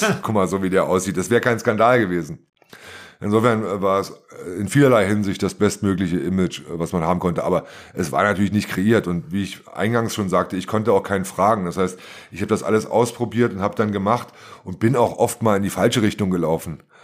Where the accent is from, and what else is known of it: Germany; born or raised there